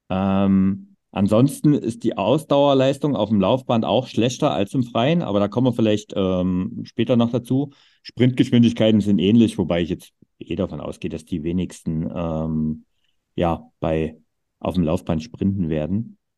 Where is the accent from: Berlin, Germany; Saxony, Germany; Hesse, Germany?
Saxony, Germany; Vogtland, Erzgebirge; meine Heimat mit Vogtland, Erzgebirge